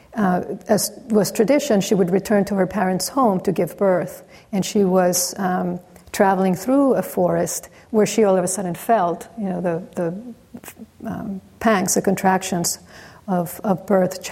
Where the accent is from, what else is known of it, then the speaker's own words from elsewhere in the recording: Mexico; growing up in Mexico, where really every corner there's a church